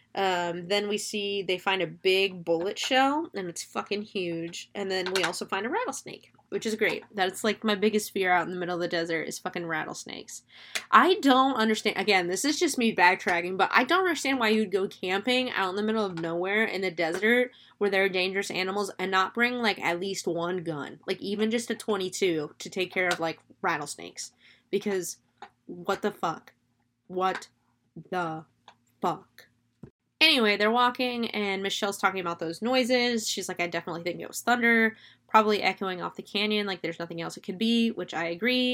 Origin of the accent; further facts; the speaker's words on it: Florida, United States; I'm from Florida. I'm a swamp kid.